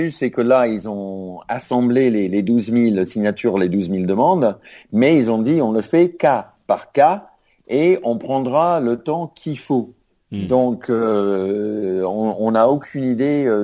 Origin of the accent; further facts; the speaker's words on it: France; c'est pas que je suis américain, je suis plus français qu'américain d'ailleurs